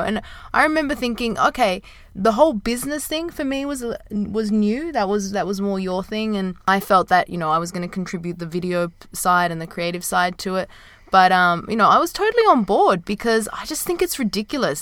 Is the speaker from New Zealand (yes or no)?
no; Sydney, New South Wales, Australia; moved away as an adult; also born or lived in Japan / Dubai; I started teaching in my hometown in Sydney